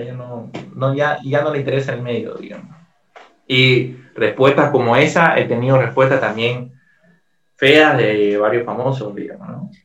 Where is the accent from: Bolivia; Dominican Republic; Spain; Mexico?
Bolivia; soy el único boliviano